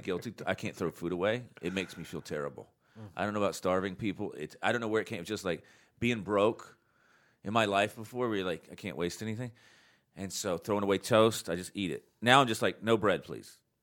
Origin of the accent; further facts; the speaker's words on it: North Carolina, United States; I was raised here in North Carolina